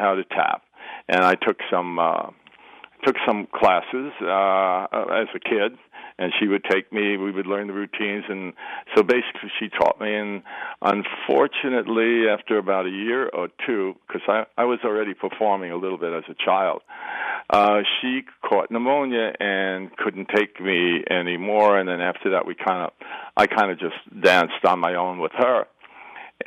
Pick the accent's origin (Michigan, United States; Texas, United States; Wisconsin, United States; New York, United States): New York, United States; New York City; I was born in Brooklyn, which is under the Brooklyn Bridge.